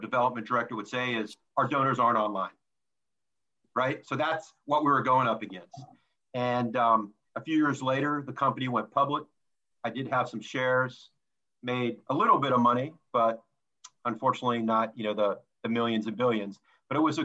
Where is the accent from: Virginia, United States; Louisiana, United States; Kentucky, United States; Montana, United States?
Louisiana, United States; moved away; growing up in Louisiana